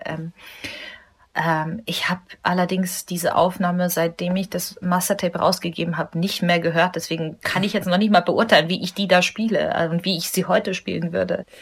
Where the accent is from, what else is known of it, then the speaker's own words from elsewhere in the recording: Munich, Bavaria, Germany; Ich bin in Deutschland geboren, hier aufgewachsen, habe nirgendwo anders gelebt